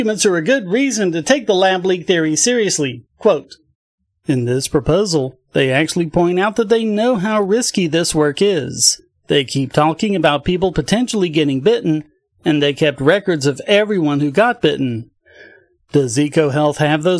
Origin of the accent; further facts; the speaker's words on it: North Carolina, United States; my home state of North Carolina